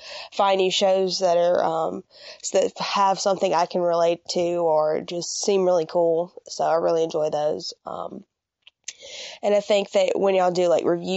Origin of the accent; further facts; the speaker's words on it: Mississippi, United States; I'm from Mississippi